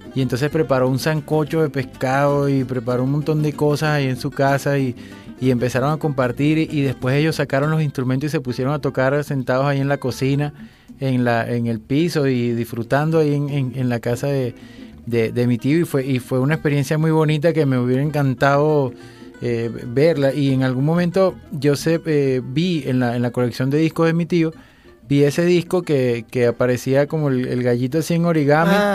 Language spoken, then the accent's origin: Spanish; Cumaná, Sucre, Venezuela; porque soy de Cumaná